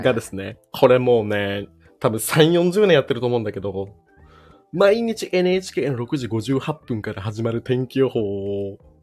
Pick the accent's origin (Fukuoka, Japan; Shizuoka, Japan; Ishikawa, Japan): Shizuoka, Japan; moved away as an adult; also born or lived in Nerima, Tokyo; もともと静岡出身なので